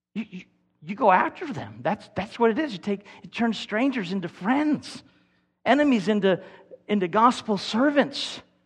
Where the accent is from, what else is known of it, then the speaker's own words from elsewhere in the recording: Kentucky, United States; We're from Kentucky.